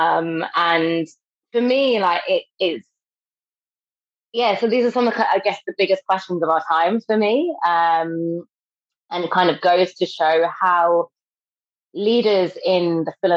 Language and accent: English; London, United Kingdom; moved away as an adult; now in Manchester, United Kingdom; I'm from Britain. I grew up in London and I've recently moved to Manchester